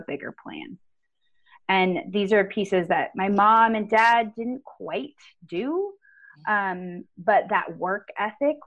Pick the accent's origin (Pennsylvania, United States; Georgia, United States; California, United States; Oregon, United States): California, United States; Winters; moved away as an adult; now in Reno, United States; I grew up in Northern California. I grew up in a little town called Winters